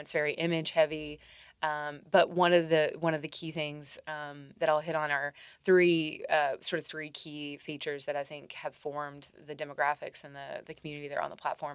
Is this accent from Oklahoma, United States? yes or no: no; Tennessee, United States; Tennessee voters, my home state